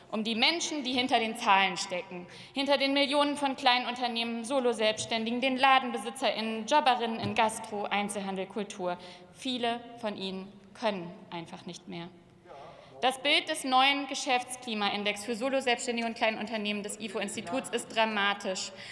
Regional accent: Hamburg, Germany; ich bin aus Hamburg, dem Tor zur Welt

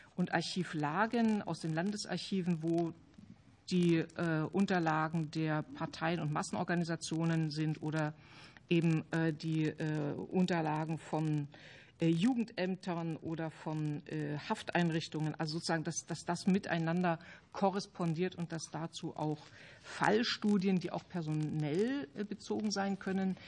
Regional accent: Halle, Saxony-Anhalt, Germany; in der Gegend, wo ich herkomme, ich komme aus Halle

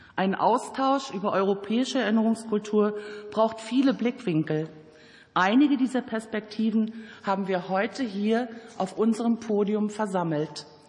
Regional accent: Germany; Bei uns in Deutschland

